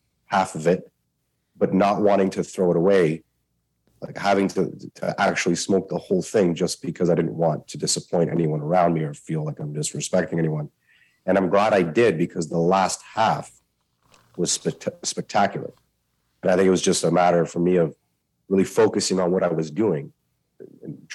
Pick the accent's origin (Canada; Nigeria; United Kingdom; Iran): Canada; I'm a Canadian